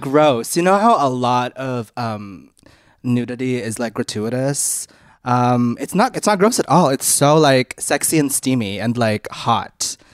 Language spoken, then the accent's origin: English; Canada; we grew up in Canada